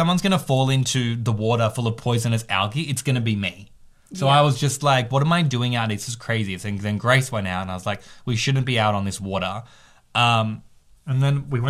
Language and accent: English; the Whitsundays, Queensland, Australia; I'm from the Whitsundays.